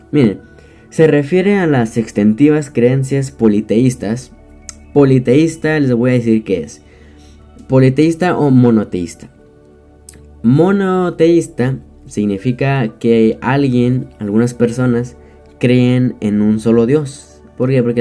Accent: Mexico; Este, no sé de en qué país seas, pero para que sepas que yo soy de México, claro.

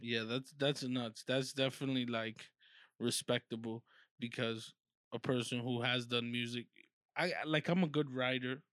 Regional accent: New York City, New York, United States; I'm not from the hood, uh, I'm from Harlem, but I'm not from the hood, hood.

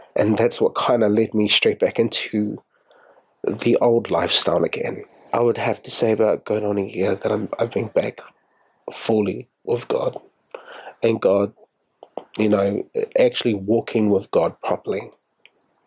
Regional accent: Auckland, New Zealand; moved away as an adult; also born or lived in Australia

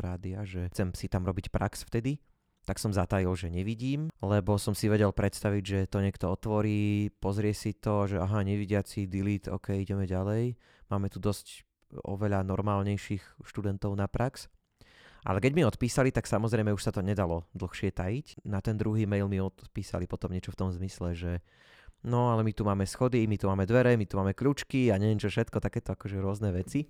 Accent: Jasenie, Banská Bystrica Region, Slovakia; hovorím, že z jasenia

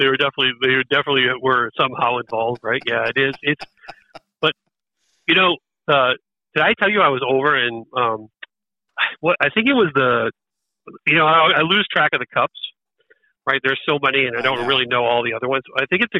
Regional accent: United States; I probably would say America just because I'm an American

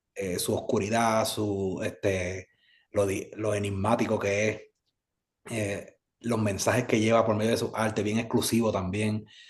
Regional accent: Carolina, Puerto Rico; also born or lived in San Juan, Puerto Rico; yo nací en San Juan, Puerto mm. Rico, me crió en Carolina

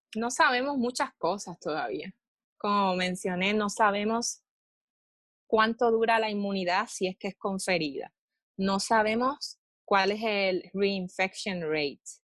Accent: Moca, Puerto Rico; moved away as an adult; also born or lived in Texas; now in Hawaii, United States; soy puertorriqueña del pueblo de Moca.

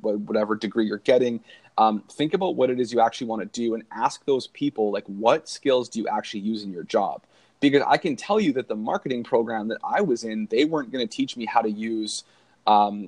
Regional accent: Canada; being Canadian

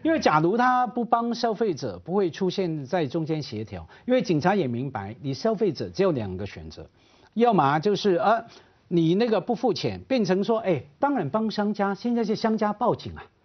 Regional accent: Hong Kong; 我在香港长大的

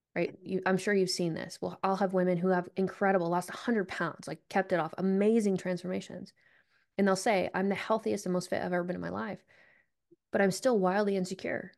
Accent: Vermont, United States; I grew up in Vermont

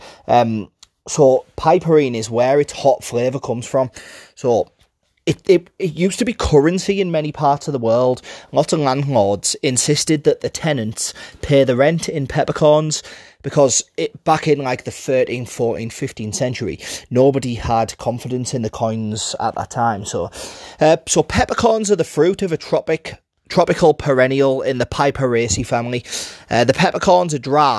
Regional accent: Middlesbrough, North East England, United Kingdom; accent: Middlesbrough; my Middlesbrough accent.

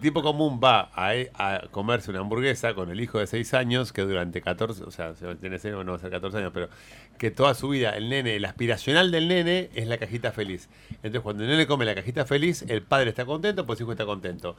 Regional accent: Argentina

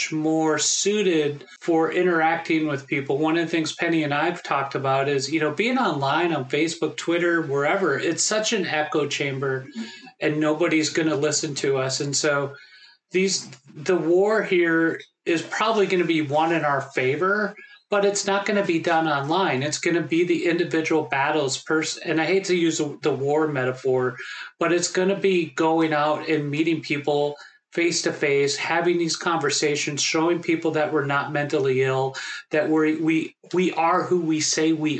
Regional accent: Minnesota, United States; I'm from Minnesota

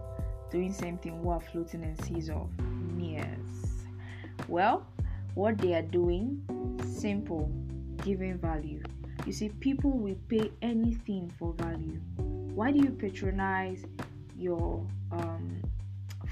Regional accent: Nigeria; as a Nigerian

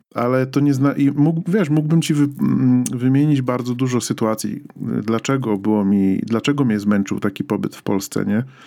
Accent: Poland; moved away; wychowaliśmy się w tym kraju

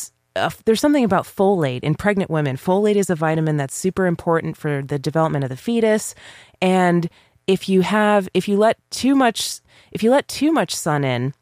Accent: Ireland; But if me as an Irish person who never tans, always burns, don't have that gene

